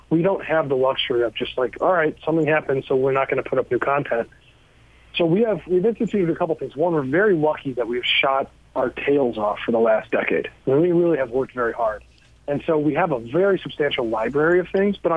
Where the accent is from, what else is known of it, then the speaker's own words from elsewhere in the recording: Cleveland, Ohio, United States; I grew up in Cleveland, Ohio